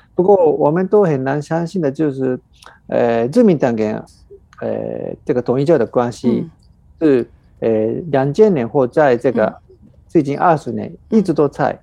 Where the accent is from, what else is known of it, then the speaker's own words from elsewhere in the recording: Japan; 我们日本人